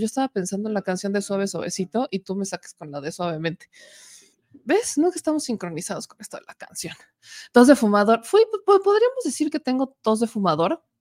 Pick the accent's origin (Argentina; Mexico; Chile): Mexico; Puebla; en el estado de Puebla, en mi bonito estado, en mi terruño, en mi hogar, en mi casa